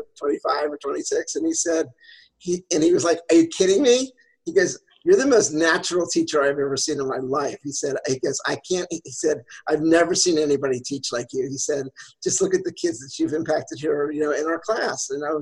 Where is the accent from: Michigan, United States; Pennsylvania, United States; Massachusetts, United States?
Pennsylvania, United States; I grew up in Pennsylvania